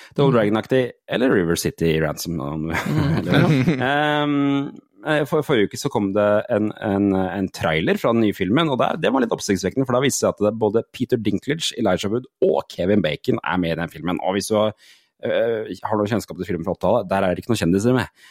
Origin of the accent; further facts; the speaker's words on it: Porsgrunn, Telemark, Norway; der jeg er fra, Porsgrunn, Langesund-aktig.